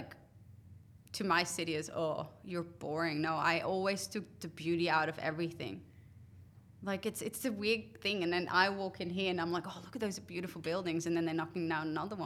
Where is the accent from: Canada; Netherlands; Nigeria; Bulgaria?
Netherlands; now in Australia; I come from the Netherlands